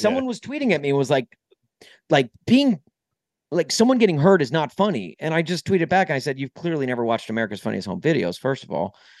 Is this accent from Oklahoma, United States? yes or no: no; Nashville, Tennessee, United States; moved away as an adult; also born or lived in Brentwood, Tennessee / Columbia, Missouri / Southern California / St. Louis; now in Chicago, United States; I grew up in Nashville